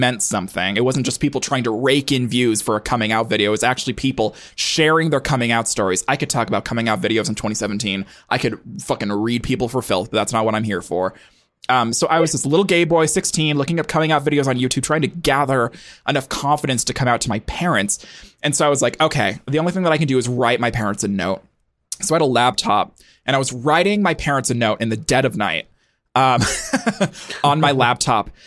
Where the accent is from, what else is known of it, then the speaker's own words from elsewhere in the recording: Montana, United States; I grew up in Montana, which is a state